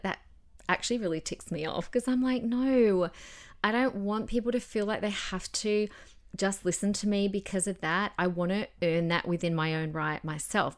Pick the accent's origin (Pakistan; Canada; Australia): Australia; Adelaide, South Australia; now in Queensland, Australia; in my, uh, old church growing up in Adelaide